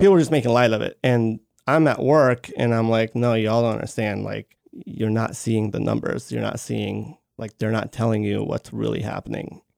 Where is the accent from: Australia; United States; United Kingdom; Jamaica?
United States; Baltimore, Maryland; moved away; also born or lived in Georgia; I am originally from Maryland, from Baltimore, Maryland